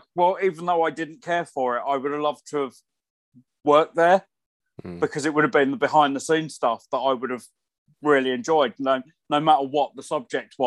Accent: hometown of the Warner Bros. Studio Tour, East of England, United Kingdom; moved away; it was all filmed in my hometown, in the studio that's literally just up the road from where I grew up.

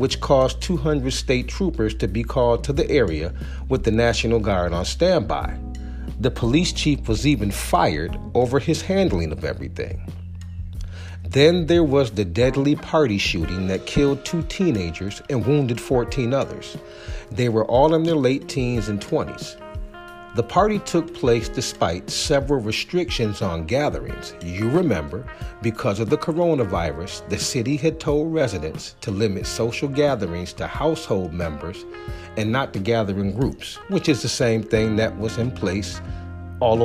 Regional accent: Rochester, New York, United States; moved away as an adult; also born or lived in Charlotte area; my hometown of Rochester, New York. It was a great place to grow up. Although I've been gone for 20 years now

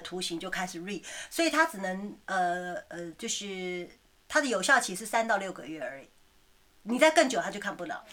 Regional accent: Taiwan; moved away; also born or lived in Taipei / Taichung; 我妈那时候在台湾开早餐店

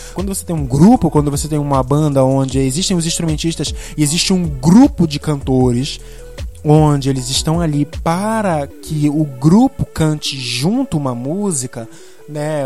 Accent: Belém, Pará, Brazil; eu sou aqui de Belém do Pará

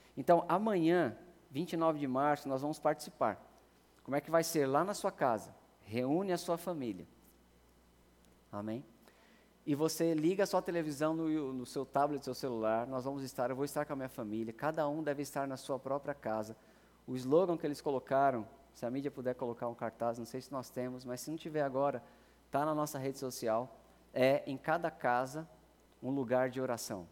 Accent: Brazil; nós somos brasileiros

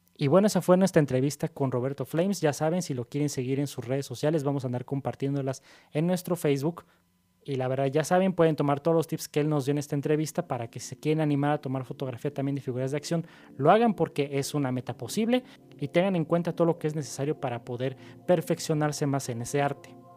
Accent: Mexico; como mexicanos

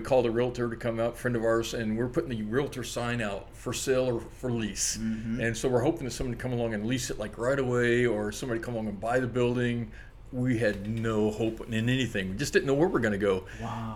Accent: Orlando, Florida, United States; now in Maui, United States; I was raised near Disney World in Orlando.

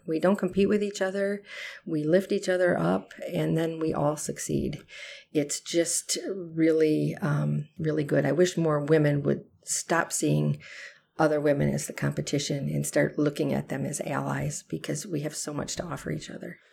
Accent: Harvard, Illinois, United States; moved away as an adult; now in Brodhead, Wisconsin, United States; I was born and raised in Harvard, Illinois

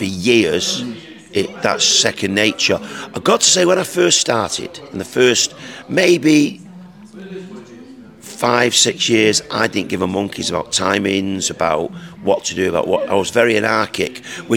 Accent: Salford, North West England, United Kingdom; I come from Salford. So when I was younger, I had to fight my corner

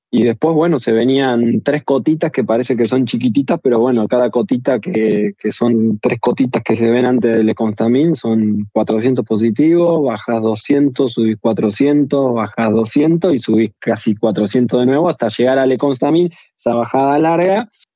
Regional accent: Argentina; also born or lived in Dolores; yo soy del Llano, ahora estoy acá en Dolores en este momento

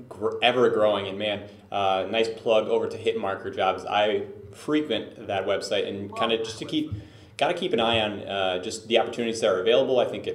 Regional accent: Detroit, Michigan, United States; now in Los Angeles, United States; I was from Detroit, and you know, I had to really move to Los Angeles to get a full-time gig with esports.

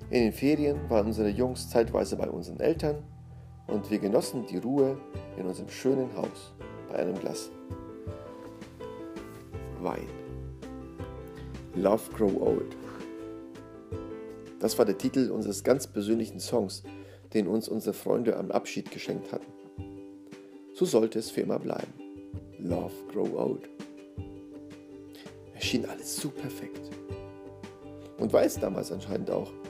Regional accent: Szczecin, West Pomeranian Voivodeship, Poland; Auf unserer weiteren Fahrt durch das Leben hatte es uns in meine Heimat verschlagen. Meine Familie in Stettin war erpicht darauf, uns nach einer längeren Zeit wiederzusehen. Und so hatte ich die Gelegenheit, meinen Kindern, wie schon meiner Beifahrerin zuvor, meinen Geburtsort zu zeigen.

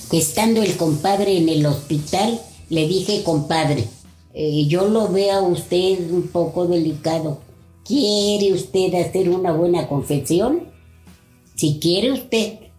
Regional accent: Toluca, State of Mexico, Mexico; soy de Toluca

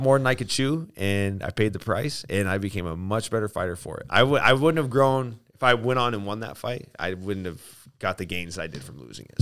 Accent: Aurora, Colorado, United States; also born or lived in Spokane; I was born in Aurora, Colorado

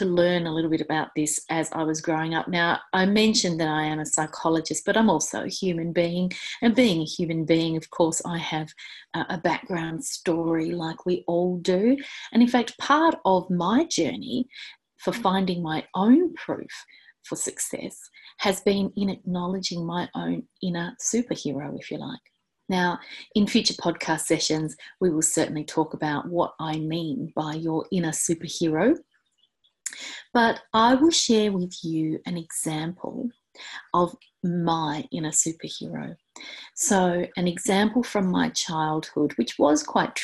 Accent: Hobart, Tasmania, Australia; next stop after my hometown of Hobart is Antarctica

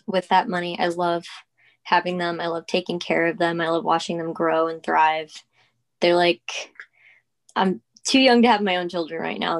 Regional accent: Peekskill, New York, United States; I am from Peekskill, New York

